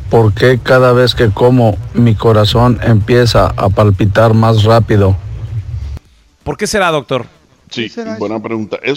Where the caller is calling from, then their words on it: Michigan, United States; de Michigan.